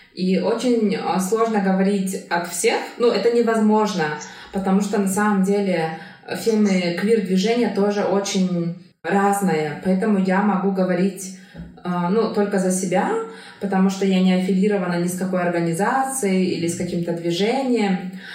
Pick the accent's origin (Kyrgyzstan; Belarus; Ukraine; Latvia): Kyrgyzstan; first language Kyrgyz; Russian is a second language; я росла в кыргызской семье, и у меня была возможность учить русский язык